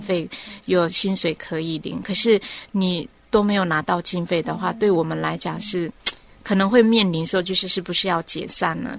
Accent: Orchid Island, Taitung County, Taiwan; moved away as an adult; 在我过去的童年哈，虽然是在蓝雨哈，从小在蓝雨长大的

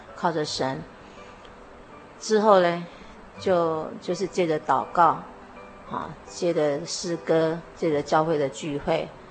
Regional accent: Luodong, Yilan County, Taiwan; moved away as an adult; now in Yonghe, Taiwan; 我从小住在宜兰，挪东镇。啊，我生长在一个基督徒的家庭。之后结婚住到永和

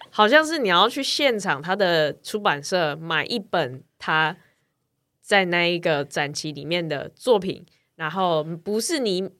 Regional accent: Taiwan; 我们从台湾来

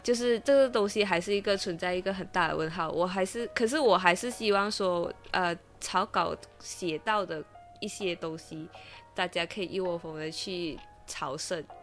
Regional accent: Malaysia; 身为马来西亚人

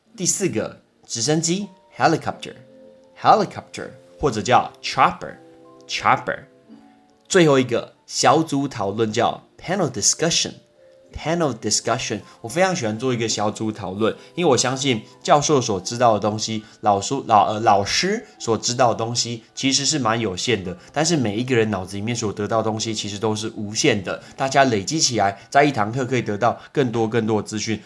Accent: Taiwan; 只有我是台湾人

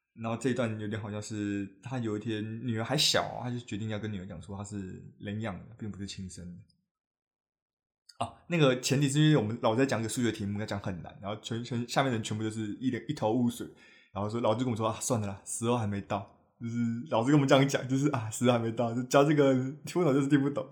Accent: New Taipei, Taiwan; 我是新北人

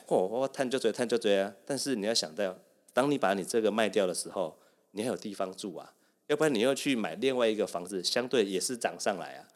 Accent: Kaohsiung, Taiwan; 我们高雄蛮难得的，可能我们南部人比较热情哦

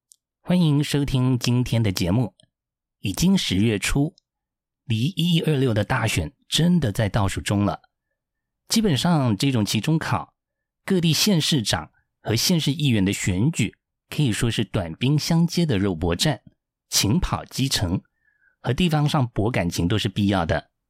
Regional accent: Taiwan; 我说的党外家庭，是指说在那个高压年代，我们家还秉持着身为台湾人的良心。

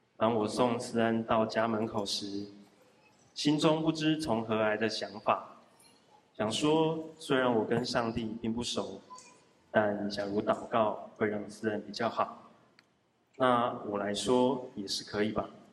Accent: Zhudong, Hsinchu County, Taiwan; 我出生在竹东客家小镇

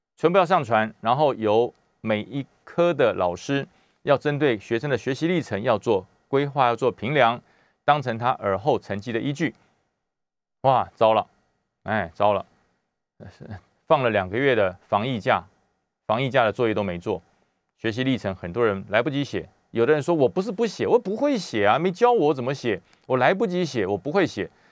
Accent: Taiwan; 我们台湾人

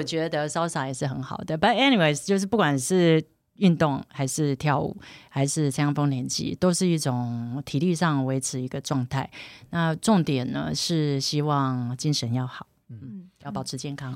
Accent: Taiwan; 自然而然台湾或我生长的环境是这样

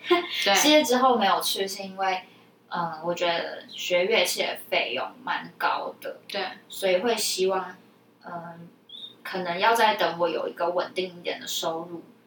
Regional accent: Taipei, Taiwan; 台北就大众交通工具算方便啦

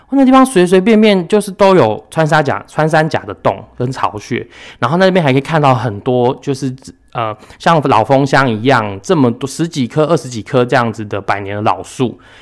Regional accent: Yilan County, Taiwan; 我们宜兰人

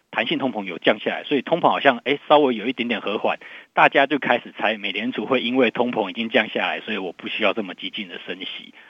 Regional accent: Taiwan; 然后我们台湾这边有这个，呃，地方的选举

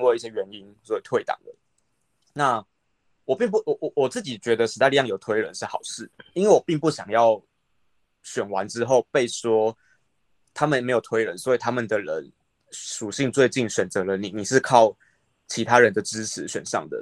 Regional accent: Taipei, Taiwan; moved away as an adult; now in Miaoli, Taiwan; 我不是苗栗人啊，我是台北人

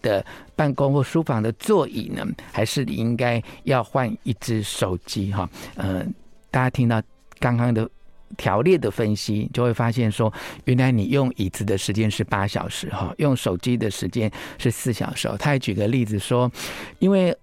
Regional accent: Taiwan; 我们台湾人

